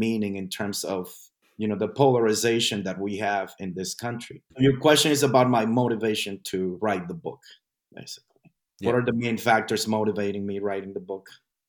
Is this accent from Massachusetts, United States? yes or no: no; New York City, New York, United States; I forgot to mention that I migrated to New York City. So I went to high school in New York City. So I am from New York City in the U.S.